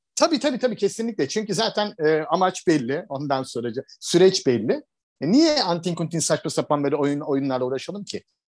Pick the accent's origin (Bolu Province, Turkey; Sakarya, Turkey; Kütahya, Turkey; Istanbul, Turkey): Istanbul, Turkey; moved away as an adult; also born or lived in Fethiye / Marmaris / Cyprus / Bodrum; now in Antalya, Turkey; ben İstanbulluyum, teşvikiyeliyim. İşte uzun yıllar İstanbul'da yaşadım. Sonra güneye geldim.